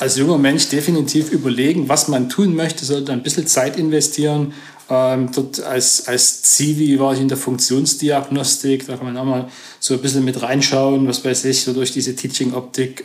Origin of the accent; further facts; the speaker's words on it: Stollberg, Saxony, Germany; moved away as an adult; also born or lived in Zwickau / Chemnitz / Saarbrücken; Ich komme eigentlich aus der Region Chemnitz, mhm. ähm, hört man vielleicht, ja, ich gebe mir Mühe. ähm, und äh, bin in Stolberg aufgewachsen, das mhm. ist 20 Kilometer von Chemnitz